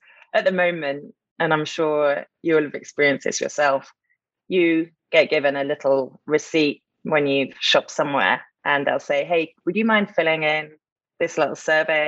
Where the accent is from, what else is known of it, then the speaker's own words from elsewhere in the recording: United Kingdom; moved away as an adult; now in Atlanta, United States; I'm a Brit living and loving living in the US of A in Atlanta.